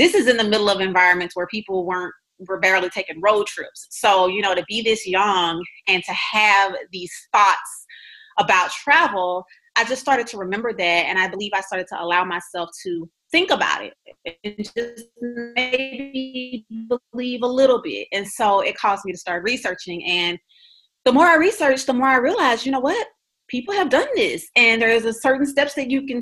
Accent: Louisiana, United States; moved away; also born or lived in Texas; I'm originally from Louisiana.

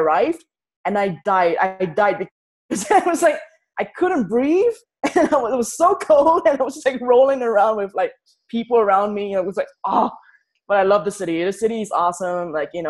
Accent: Singapore; moved away as an adult; I'm from Singapore

